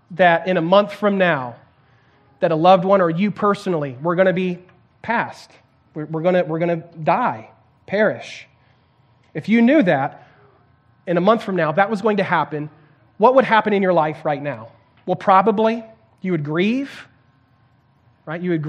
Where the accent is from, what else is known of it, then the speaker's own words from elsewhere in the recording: Santiago, Santiago Metropolitan Region, Chile; I can remember uh, growing up in Chile in South America and uh, in Santiago, big, huge city, um, like 7 million people, so this massive city.